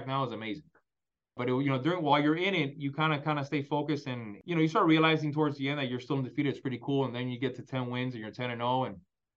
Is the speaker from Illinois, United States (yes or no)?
no; Miami, Florida, United States; I was growing up in Miami